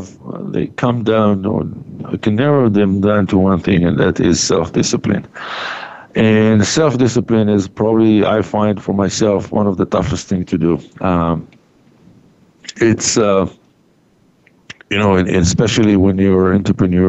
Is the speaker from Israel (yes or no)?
yes; Israel; moved away as an adult; I was born and raised in Israel